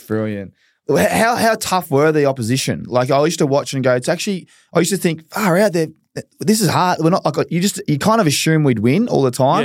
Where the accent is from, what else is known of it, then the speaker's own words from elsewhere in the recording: Australia; as an Aussie